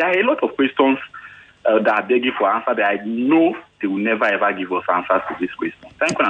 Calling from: Ekwe, Imo, Nigeria; on the line. I'm calling you from Ekwe.

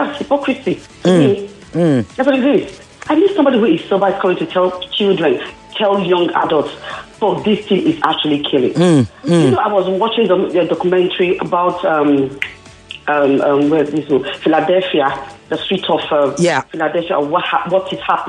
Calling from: Abule Egba, Lagos, Nigeria; I'm calling from Abulegba.

